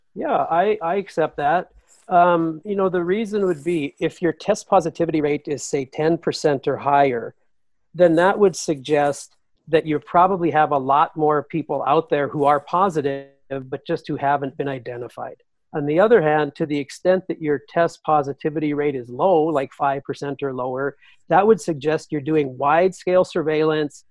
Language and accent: English; North Dakota, United States; my home state of North Dakota